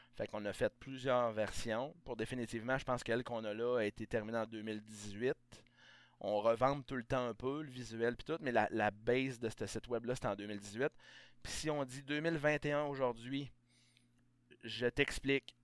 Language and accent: French; Beauce, Quebec, Canada; moved away as an adult; also born or lived in Saguenay / Estrie; je viens de la Beauce.